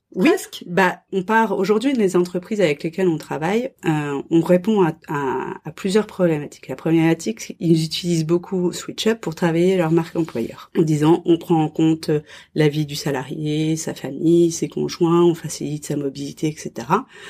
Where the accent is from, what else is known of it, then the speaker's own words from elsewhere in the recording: France; moved away as an adult; now in Nantes, France; je suis française